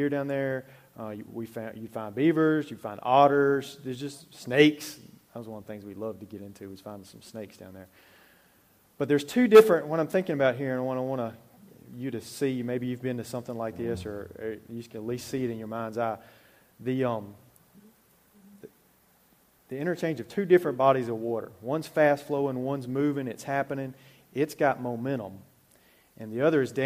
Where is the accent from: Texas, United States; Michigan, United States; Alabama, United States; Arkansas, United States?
Alabama, United States; I grew up in Alabama, out in the country, really